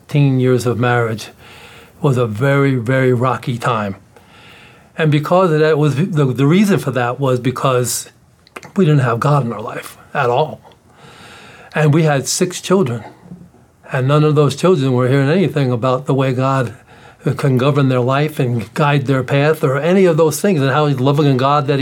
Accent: New York City, New York, United States; I'm from the South Bronx

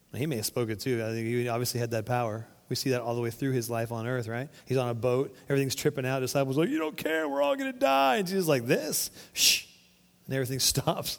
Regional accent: Florida, United States; now in Arkansas, United States; We grew up on the Florida coast

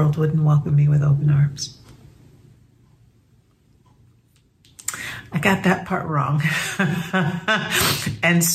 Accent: New York City, New York, United States; I grew up in the Bronx, the daughter of proud Cuban immigrants

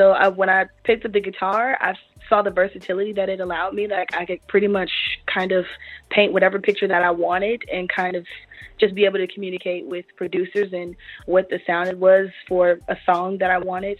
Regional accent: Alton, Illinois, United States; I'm from Alton, Illinois

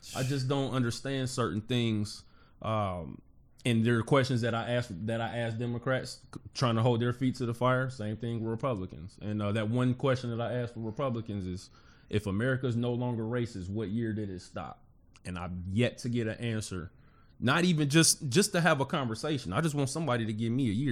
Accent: Cincinnati, Ohio, United States; born and raised in Cincinnati

